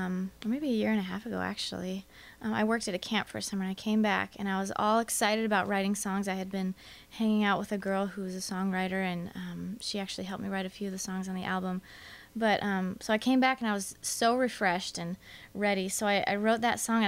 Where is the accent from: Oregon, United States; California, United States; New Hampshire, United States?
California, United States; Encinitas; also born or lived in Mission Viejo, California; I am from Encinitas, California